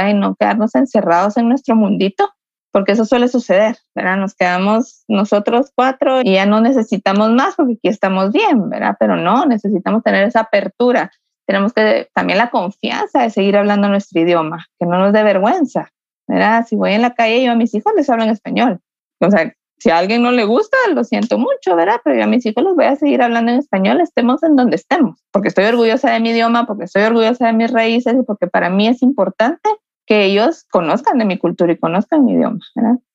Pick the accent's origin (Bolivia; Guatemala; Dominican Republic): Guatemala; Yo no, no soy de México, soy de Guatemala. Es parecido, pero no es lo mismo